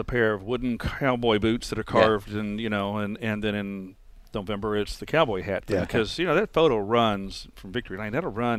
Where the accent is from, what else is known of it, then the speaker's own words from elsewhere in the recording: Nashville, Tennessee, United States; also born or lived in Wisconsin; now in Charlotte, United States; I grew up in Nashville, Tennessee, and a lifelong Packer fan, and a bunch of my buddies were too. And so there was a period of 6 years I lived in Wisconsin.